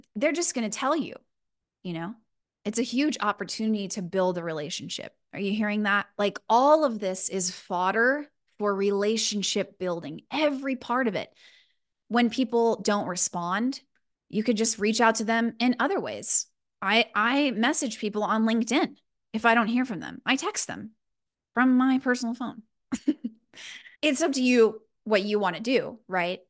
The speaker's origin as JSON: {"language": "English", "town": "Houston", "region": "Texas", "country": "United States", "tie": "born or raised there", "moved": "as an adult", "lives_now": "Los Angeles, United States", "said": "I'm originally from Houston, so you'll hear a little bit of that spice, 'cause that's where I'm from. Born and raised"}